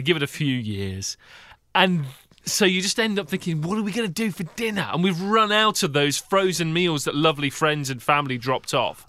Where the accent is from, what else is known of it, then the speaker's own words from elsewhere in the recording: United Kingdom; now in Seattle, United States; as a Brit